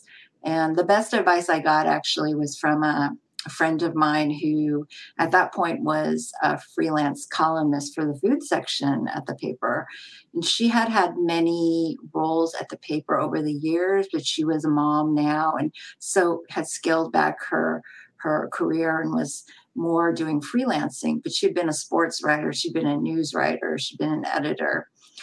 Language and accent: English; San Francisco, California, United States; I grew up in San Francisco and I'm a Chinese American background